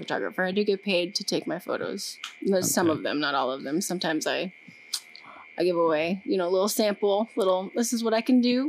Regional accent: Massachusetts, United States; I'm from Massachusetts.

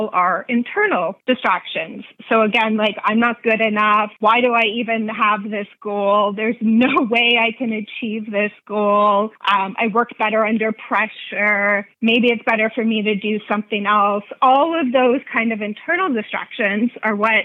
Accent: Canada; also born or lived in Nashville, Tennessee; I'm Canadian

